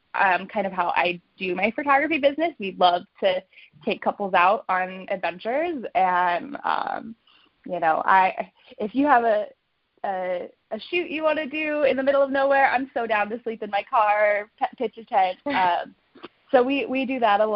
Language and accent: English; Palm Springs, California, United States; moved away as an adult; also born or lived in Chicago, Illinois; now in Phoenix, United States; I'm born and raised in Palm Springs, California